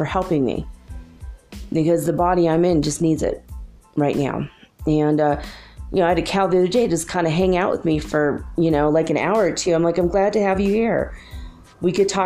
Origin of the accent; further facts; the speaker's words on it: Minnesota, United States; moved away; also born or lived in Detroit; where I grew up in Minnesota